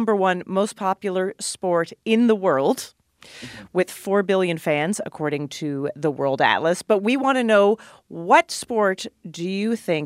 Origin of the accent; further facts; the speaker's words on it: Canada; as a Canadian.